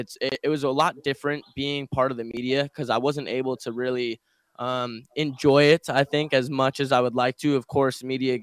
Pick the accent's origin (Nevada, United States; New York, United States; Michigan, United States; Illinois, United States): Nevada, United States; Las Vegas; also born or lived in Detroit; I grew up here in Vegas.